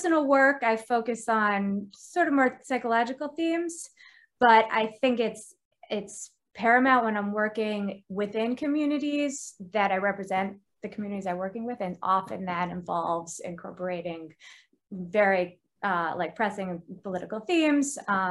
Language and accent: English; Connecticut, United States; moved away; also born or lived in New York; I'm originally from Connecticut, and I grew up making lots of art